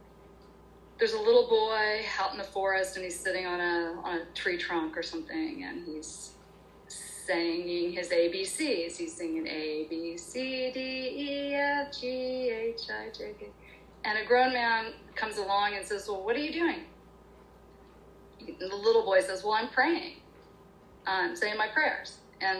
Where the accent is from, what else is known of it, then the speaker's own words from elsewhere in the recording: Oklahoma, United States; I grew up in Oklahoma in the Bible Belt